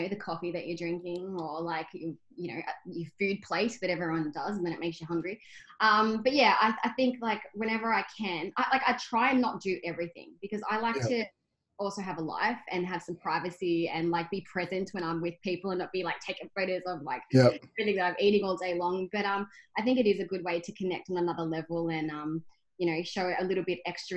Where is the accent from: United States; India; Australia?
Australia; Albury-Wodonga; moved away as an adult; also born or lived in Myrtleford, Victoria; now in Geelong, Australia; I'm a country girl. I actually grew up in Albury-Wodonga. I was born in Myrtleford